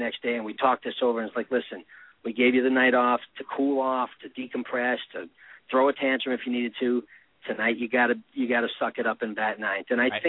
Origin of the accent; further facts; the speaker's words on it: New York, United States; also born or lived in Boston; I was born in New York.